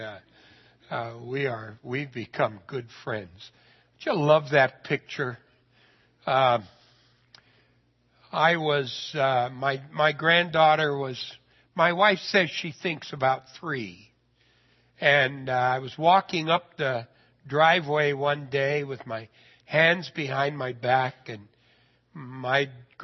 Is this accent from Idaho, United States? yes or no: yes; Idaho, United States; I'm a redneck from Idaho.